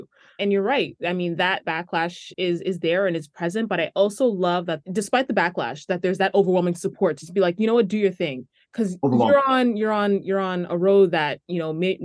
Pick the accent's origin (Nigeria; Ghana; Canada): Ghana; I'm from Ghana